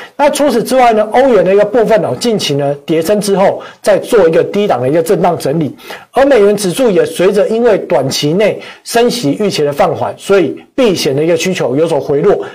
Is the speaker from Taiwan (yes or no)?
yes; Taiwan; 我们台湾人当然是不会怕